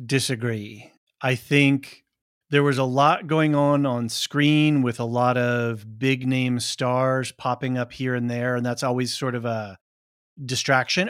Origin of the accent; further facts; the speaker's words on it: Portland, Oregon, United States; I grew up in Portland, Oregon